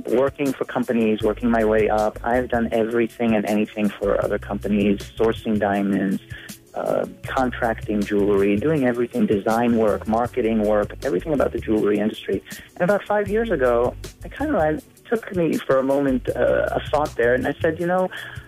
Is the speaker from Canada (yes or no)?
no; Israel; moved away; I am originally from Israel